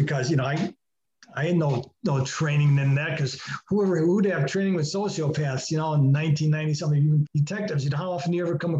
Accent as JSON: {"language": "English", "town": "Chicago", "region": "Illinois", "country": "United States", "said": "I am from Chicago."}